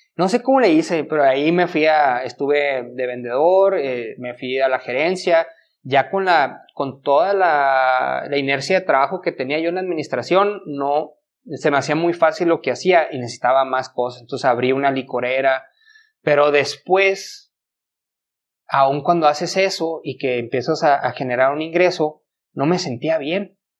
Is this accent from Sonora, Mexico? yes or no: yes; Ciudad Obregón, Sonora, Mexico; moved away as an adult; now in Chihuahua, Mexico; mi mamá se había ido a vivir aquí a Chihuahua, porque soy de Obregón, de Obregón. Entonces yo había venido a vivir a Chihuahua